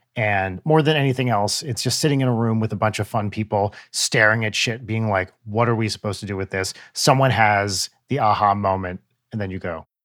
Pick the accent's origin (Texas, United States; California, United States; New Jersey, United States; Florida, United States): New Jersey, United States; growing up in Jewish New Jersey